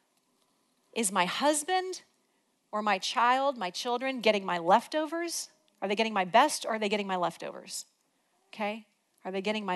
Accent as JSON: {"language": "English", "region": "Illinois", "country": "United States", "moved": "yes", "said": "We're from Illinois"}